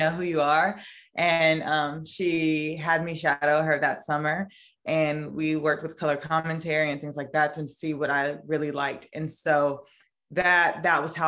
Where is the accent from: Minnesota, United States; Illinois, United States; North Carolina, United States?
North Carolina, United States; Raleigh; now in New York, United States; I'm from Raleigh, North Carolina. So my elementary school actually used to take field trips to the NC State women's basketball games